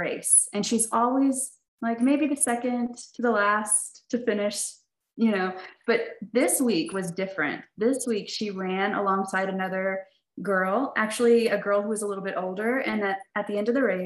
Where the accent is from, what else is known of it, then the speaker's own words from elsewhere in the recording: Dallas, Texas, United States; also born or lived in Poplar Bluff, Missouri; now in Fayetteville, United States; I grew up in Dallas